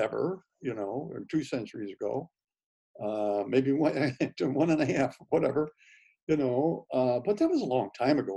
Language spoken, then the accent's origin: English; St. Louis, Missouri, United States; I was growing up in St. Louis in the 40s and the 50s and the 60s